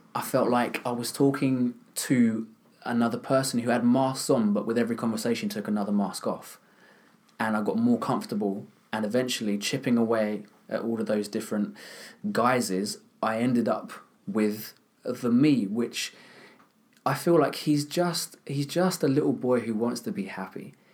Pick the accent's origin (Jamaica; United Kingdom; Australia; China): United Kingdom; Kent, South East England; I'm from, not from London, I'm from Kent, so I'm a bit of a country boy.